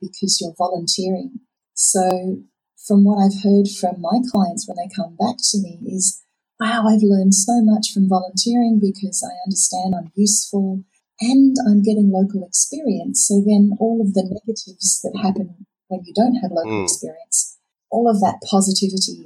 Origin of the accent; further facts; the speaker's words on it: Sydney, New South Wales, Australia; now in Perth, Australia; I grew up in Sydney